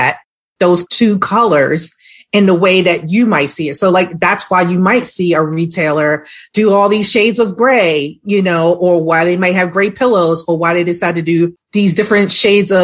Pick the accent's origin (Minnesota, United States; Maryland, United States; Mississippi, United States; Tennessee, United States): Maryland, United States; Baltimore; now in Atlanta, United States; I'm actually from the city of Baltimore